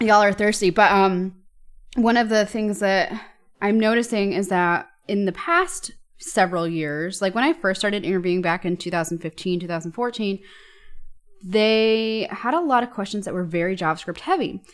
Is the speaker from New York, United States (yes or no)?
yes; New York, United States; moved away as an adult; now in Germany; I'm from New York